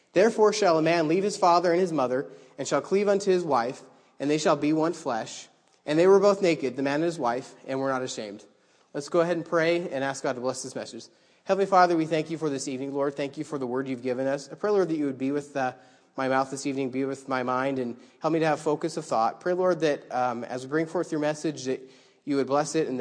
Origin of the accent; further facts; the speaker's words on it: Idaho, United States; now in New York, United States; I grew up in Idaho